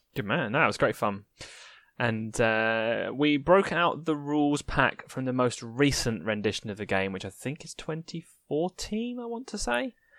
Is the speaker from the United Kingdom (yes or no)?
yes; United Kingdom; I'm a British wuss